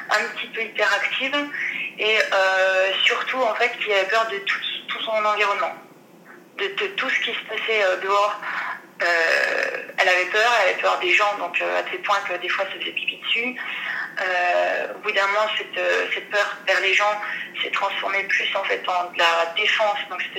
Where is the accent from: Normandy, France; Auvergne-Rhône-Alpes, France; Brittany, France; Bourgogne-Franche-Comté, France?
Bourgogne-Franche-Comté, France; Dijon; Alors, bah, je viens de Dijon.